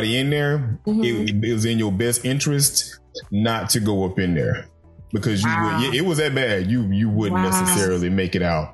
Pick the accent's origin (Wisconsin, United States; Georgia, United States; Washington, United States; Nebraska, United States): Georgia, United States; Macon; I come from Macon, Georgia, and Macon is the country